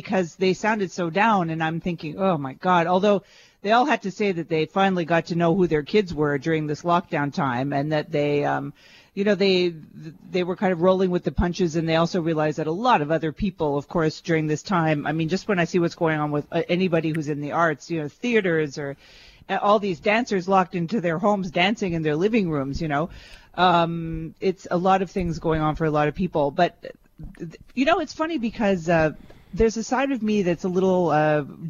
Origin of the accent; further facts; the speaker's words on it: Montreal, Quebec, Canada; growing up in Montreal